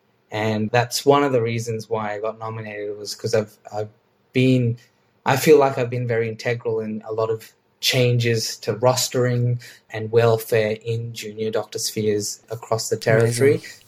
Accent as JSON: {"language": "English", "country": "Australia", "said": "because being an Australian, we have a lot more knowledge and skills that we can share in these sessions than you guys think"}